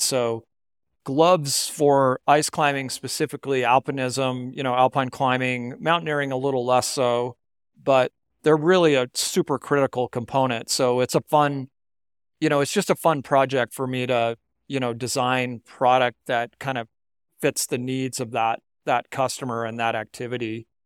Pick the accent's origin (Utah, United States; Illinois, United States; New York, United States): Utah, United States; Salt Lake City; I grew up in Salt Lake City